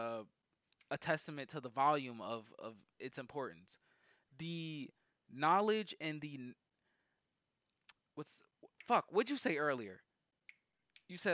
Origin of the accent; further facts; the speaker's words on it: United States; as an American